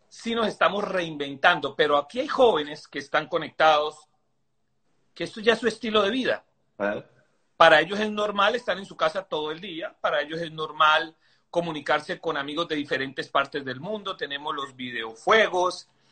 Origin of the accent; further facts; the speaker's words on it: Venezuela; moved away; nosotros venimos de Venezuela